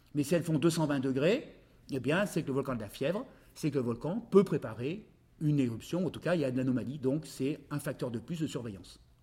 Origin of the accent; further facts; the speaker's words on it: Grenoble, Auvergne-Rhône-Alpes, France; je suis grenoblois et j'ai connu les Jeux Olympiques en 68